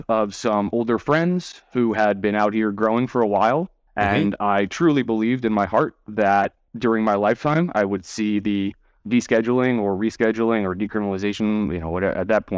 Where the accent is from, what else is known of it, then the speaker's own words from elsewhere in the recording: New York City, New York, United States; also born or lived in Tokyo; grew up in New York City, first generation Irish immigrant. My mother came over to this country, and my father worked for federal government.